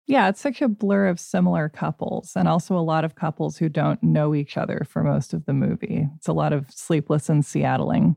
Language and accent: English; Portland, Oregon, United States; I grew up right outside Portland